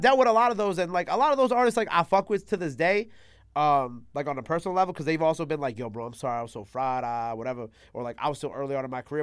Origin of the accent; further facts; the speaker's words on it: New York City, New York, United States; also born or lived in Long Island; I was born in Queens